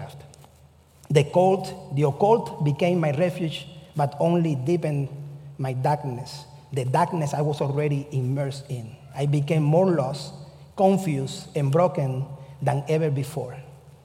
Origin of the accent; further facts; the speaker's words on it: Cuba; moved away as an adult; also born or lived in Kentucky, United States; now in United States; I come from the Methodist Church in Cuba. And when I came here, I was looking for the Methodist Church here in the United States